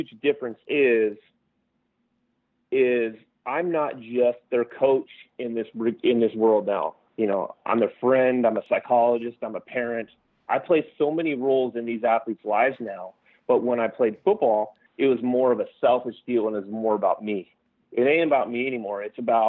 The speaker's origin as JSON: {"language": "English", "town": "King City", "region": "California", "country": "United States", "tie": "born or raised there", "said": "growing up in King City with only 8,000 people"}